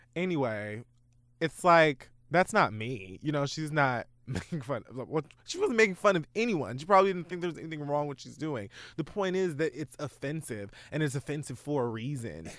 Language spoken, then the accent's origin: English; Dade County, Florida, United States; my life as a bird from Dade County